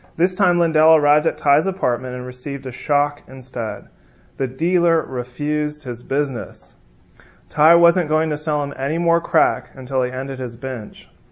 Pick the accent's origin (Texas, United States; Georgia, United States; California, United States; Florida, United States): California, United States; moved away; I'm from California, um, so I say you guys. Um, I'm learning the y'all though